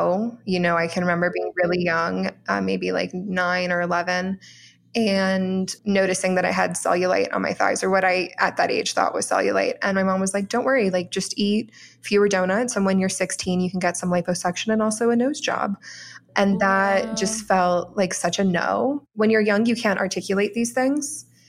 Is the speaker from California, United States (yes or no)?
no; Orlando, Florida, United States; also born or lived in Brazil; So I grew up in Orlando, Florida, which was really magical. We went to Disney World, pretty much every week, at least once a week. We went to the beach every week. We had a boat. And my mother is Brazilian. I'm a Brazilian citizen.